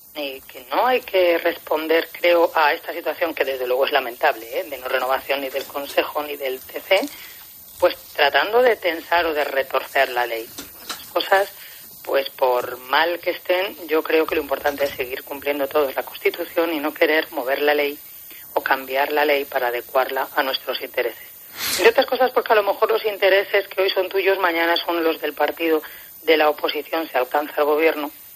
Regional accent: Spain; yo como juez española soy también juez europea

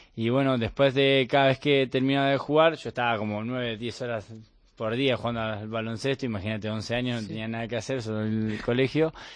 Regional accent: Bahía Blanca, Buenos Aires Province, Argentina; moved away as an adult; now in Spain; yo soy de Bahía Blanca, que a 700 kilómetros de Buenos Aires.

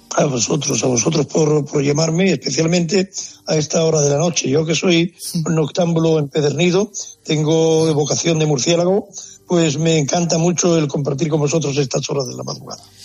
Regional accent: Andalusia, Spain; cómo somos los andaluces

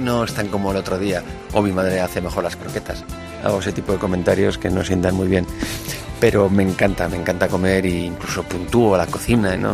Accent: Basque Country, Spain; yo soy vasco

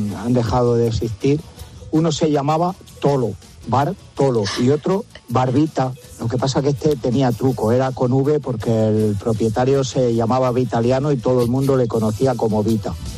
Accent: Caleruela, Castilla-La Mancha, Spain; en mi pueblo, en Caleruela, en Toledo

